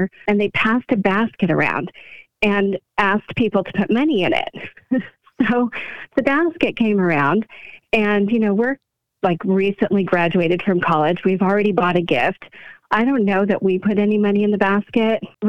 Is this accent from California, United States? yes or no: yes; California, United States